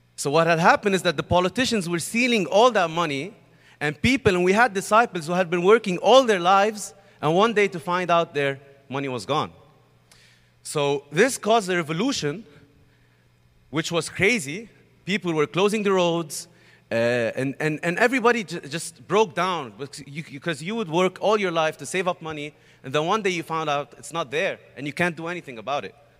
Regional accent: Beirut, Beirut Governorate, Lebanon; I'm from Lebanon, Beirut, Lebanon

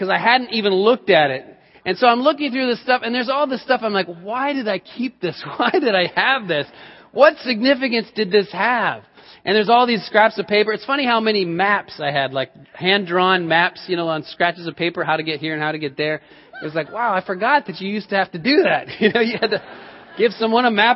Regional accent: Colorado, United States; moved away; I grew up in Colorado and lived in Colorado for many years

